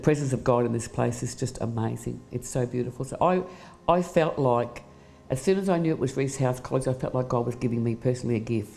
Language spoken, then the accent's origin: English; Australia; moved away as an adult; now in Cambodia; I'm from Australia